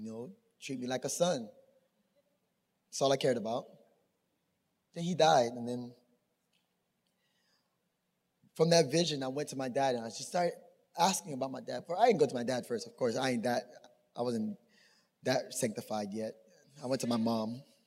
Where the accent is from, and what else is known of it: Miami, Florida, United States; born or raised there; also born or lived in Tampa